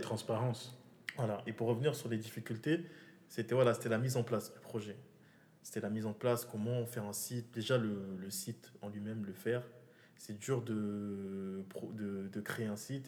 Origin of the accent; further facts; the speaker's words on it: Moroni, Grande Comore, Comoros; moved away as an adult; now in France; j'ai grandi au Comores. je, je, suis venu ici quand j'ai eu le bac, j'ai grandi au Comores